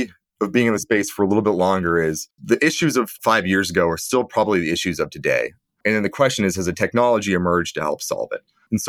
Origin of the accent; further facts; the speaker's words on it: Canada; also born or lived in United States / England; Yeah, I'm Canadian. And growing up, I lived in the US, Canada, and England.